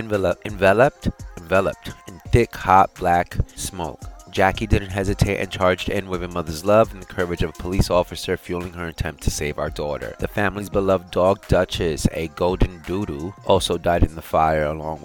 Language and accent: English; New York, United States; I am a New Yorker, I love my state, I love my hometown